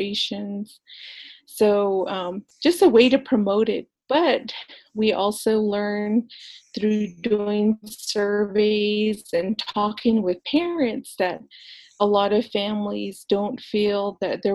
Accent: New Mexico, United States; I'm actually from Baclabato, New Mexico, which is the Four Corners area

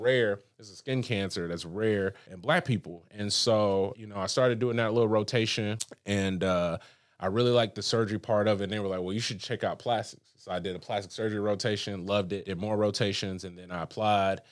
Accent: Huntsville, Alabama, United States; also born or lived in Birmingham, Alabama / Brickell, Miami; now in Miami, United States; I'm from Huntsville, Alabama, from the sticks

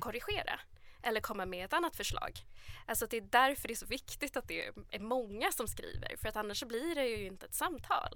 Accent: Sweden; man själv är en svensk författare som är uppvuxen i Sverige

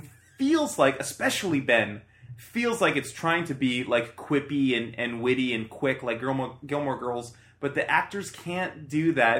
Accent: Canada; because we're Canadian.

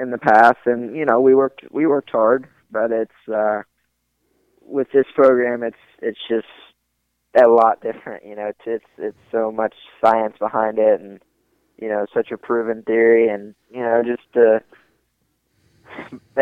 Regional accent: the South, United States; I grew up in the South

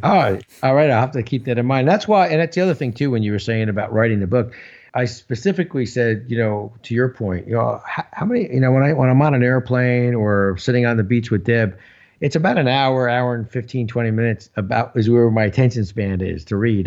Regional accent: New Jersey, United States; I'm from New Jersey. And so in Jersey here, everybody's got a guy.

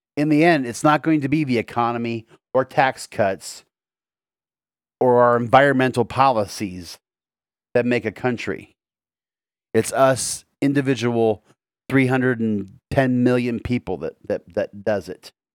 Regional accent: United States; my country, America

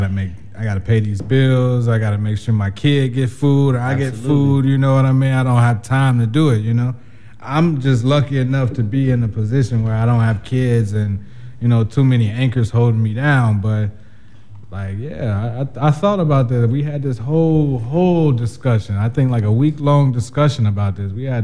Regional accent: United States; we grew up in the American culture

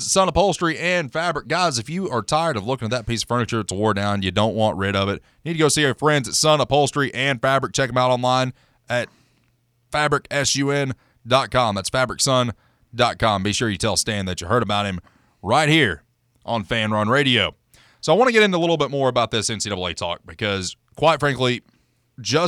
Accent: United States; I'm from Campbell County

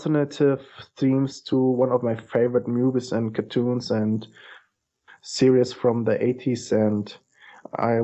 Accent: Germany; English is a second language; now in Berlin, Germany; I was born in the Russian sector on the GDR.

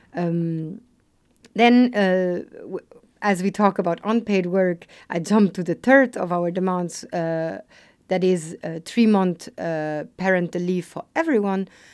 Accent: Luxembourg; also born or lived in Lisbon; I was born in Luxembourg. I have a migrant background. My mom is Italian. My father Portuguese. So I was a bit brought up in this multicultural setting

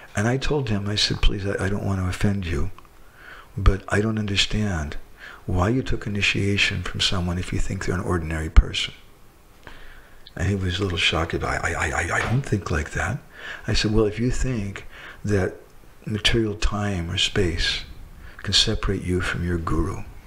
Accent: United States

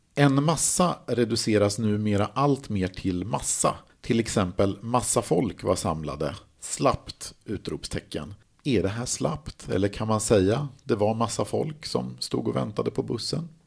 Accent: Mälaren Valley, Sweden; Jag kommer ju då från Mellansverige, Mälardalen

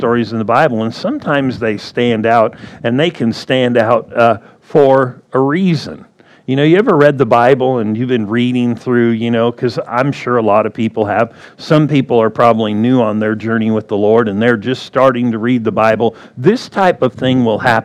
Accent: Southern California, United States; now in Arizona, United States; I was born in Southern California

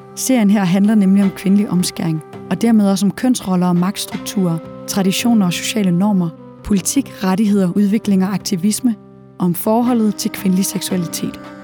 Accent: Denmark; hjemme i Danmark

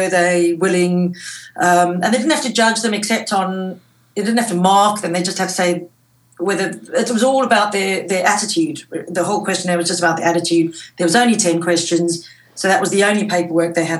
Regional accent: South Africa; moved away; I grew up in South Africa where school was very strict.

